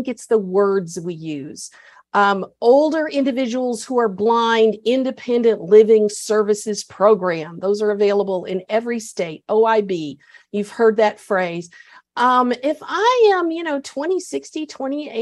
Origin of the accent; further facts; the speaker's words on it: Texas, United States; I'm proud of being a Texan